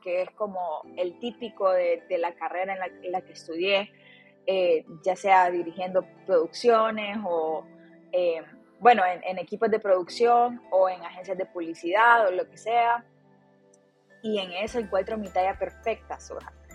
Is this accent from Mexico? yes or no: no; Tegucigalpa, Francisco Morazán, Honduras; Nací en Tegucigalpa, Honduras y estudié em, en, la, Universidad de Unitec, en Tegucigalpa